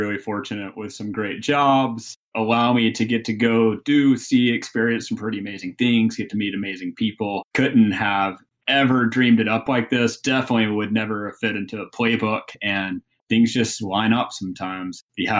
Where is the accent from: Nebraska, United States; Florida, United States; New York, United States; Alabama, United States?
Alabama, United States; Birmingham; moved away as an adult; also born or lived in South Carolina; I am from Birmingham, Alabama.